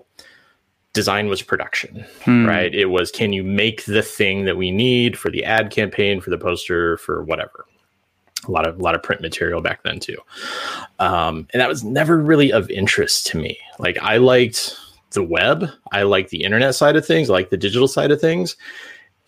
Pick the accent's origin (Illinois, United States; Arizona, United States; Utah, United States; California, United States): Illinois, United States; Central; I grew up in Central Illinois